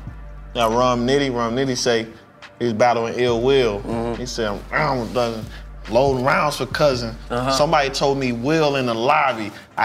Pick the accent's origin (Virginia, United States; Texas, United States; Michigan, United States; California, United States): Michigan, United States; Detroit; That shit is whack. I'm from Detroit.